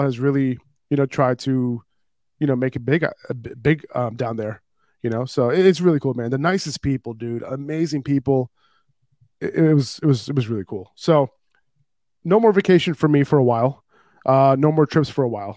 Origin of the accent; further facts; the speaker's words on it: New York City, New York, United States; I'm from New York City, and obviously I feel safe in New York 'cause it's my home city